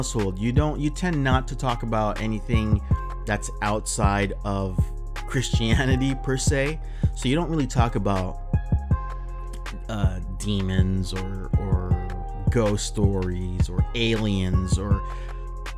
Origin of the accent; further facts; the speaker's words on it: Southern California, United States; So I'm here from Southern California, pretty much born and raised here